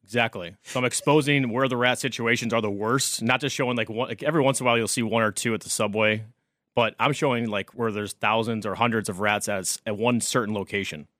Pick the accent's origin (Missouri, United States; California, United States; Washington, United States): Missouri, United States; St. Louis; also born or lived in Oklahoma; now in New York City, United States; I'm originally from Saint Louis, Missouri, moved to New York City